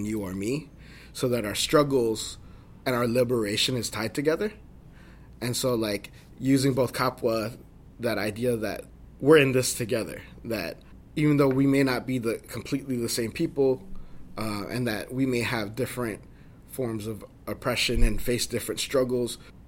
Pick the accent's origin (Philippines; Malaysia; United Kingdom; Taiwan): Philippines; I love that about being Filipino.